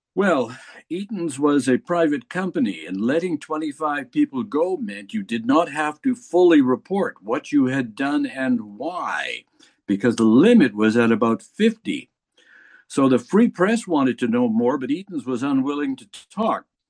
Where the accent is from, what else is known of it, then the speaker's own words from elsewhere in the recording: Winnipeg, Manitoba, Canada; born and bred in Winnipeg, Manitoba, Canada. Uh, grew up here